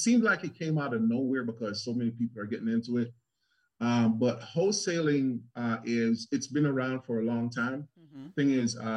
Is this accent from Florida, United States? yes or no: yes; South Florida, United States; moved away as an adult; now in Charlotte, United States; I'm from South Florida